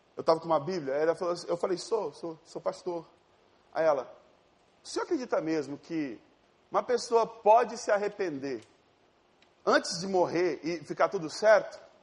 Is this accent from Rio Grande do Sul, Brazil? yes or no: no; Ariquemes, Rondônia, Brazil; moved away; eu não sou do Rio de Janeiro, eu sou de Rondônia, de uma cidade chamada Ariquemes